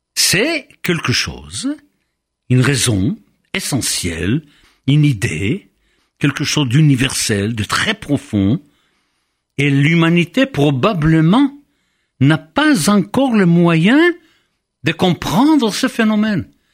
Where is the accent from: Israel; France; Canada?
Israel; moved away; j'ai grandi en Israël